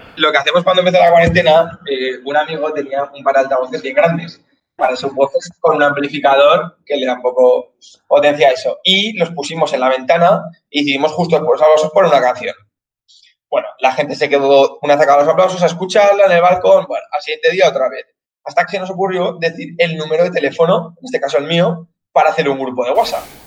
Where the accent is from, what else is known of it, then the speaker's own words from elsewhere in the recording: Zaragoza, Aragon, Spain; soy de Zaragoza